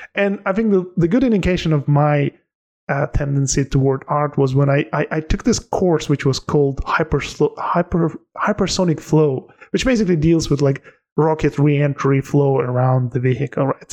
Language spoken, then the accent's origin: English; Tajikistan; English is a second language; also born or lived in Turkey; now in London, United Kingdom; I'm from Tajikistan